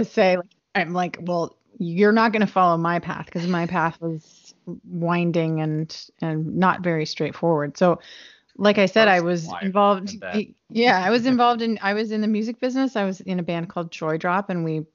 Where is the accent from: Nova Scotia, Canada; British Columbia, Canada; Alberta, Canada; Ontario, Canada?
Nova Scotia, Canada; I grew up in Nova Scotia